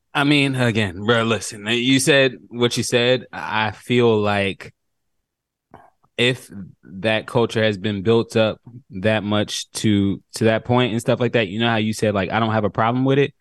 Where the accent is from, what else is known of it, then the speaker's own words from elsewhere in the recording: New York City, New York, United States; I grew up in New York, Queens, New York.